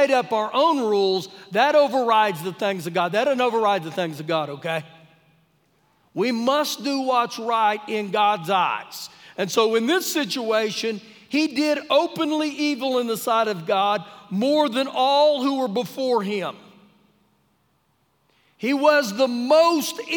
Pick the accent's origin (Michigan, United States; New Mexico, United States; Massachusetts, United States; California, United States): New Mexico, United States; now in Lubbock, United States; growing up in New Mexico